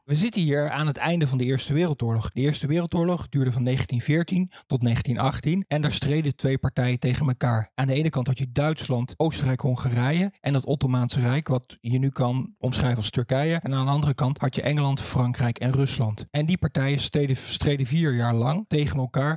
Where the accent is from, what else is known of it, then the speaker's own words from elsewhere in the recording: Doorn, Utrecht, Netherlands; Ik ben in Doorn geboren en dan groei je op als klein jongetje hier.